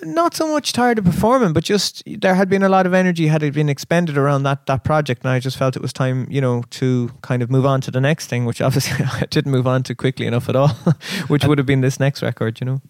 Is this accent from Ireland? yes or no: yes; Kerry, Munster, Ireland; also born or lived in Chicago, United States / Dublin, Ireland; now in Cork, Ireland; we moved to Kerry, and uh, so. Kerry is kind of sort of home